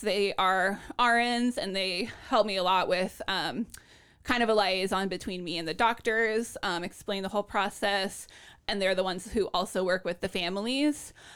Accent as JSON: {"language": "English", "town": "Lawrence", "region": "Kansas", "country": "United States", "tie": "born or raised there", "moved": "yes", "lives_now": "Portland"}